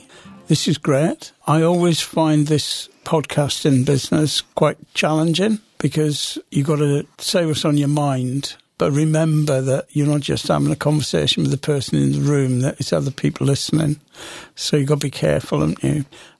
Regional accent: Wales, United Kingdom; We were a long way from the sea. We were on the edge of the Brecon Beacons at the top end of Steel and Coal Town.

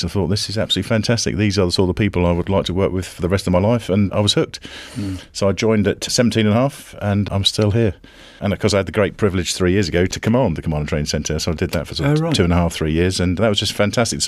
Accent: Bedfordshire, East of England, United Kingdom; moved away; I was brought up in Bedfordshire

